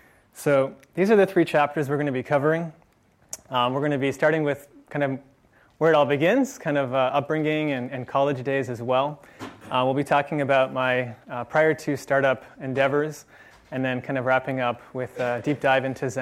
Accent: San Francisco, California, United States; I'm one of the few locals. I was actually born in San Francisco. I grew up in Marin County, which, if you haven't been there, is great for hiking.

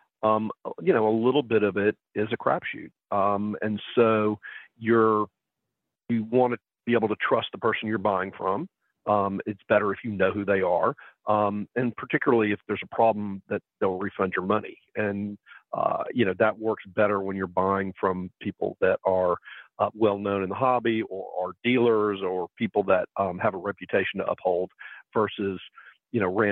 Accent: Columbus, Georgia, United States; I'm from Columbus, Georgia

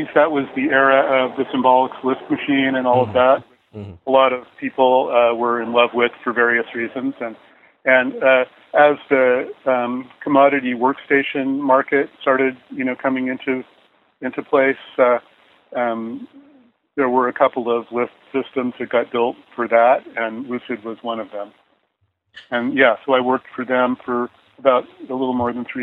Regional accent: Menlo Park, California, United States; also born or lived in Seattle / Los Angeles; I grew up in Menlo Park. That's where we moved when I was about 10 years old, and we stayed there till I moved off to college.

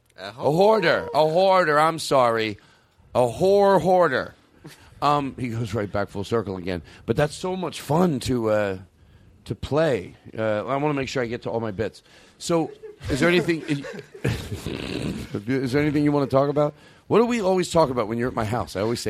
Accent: Pasadena, California, United States; I'm from Pasadena.

